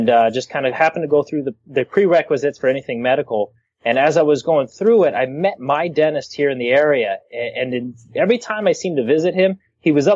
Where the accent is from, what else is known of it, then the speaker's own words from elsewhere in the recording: Texas, United States; also born or lived in Arizona; now in Tucson, United States; I grew up in Texas before moving out here to Arizona. So I spent 12 or 13 years in Texas.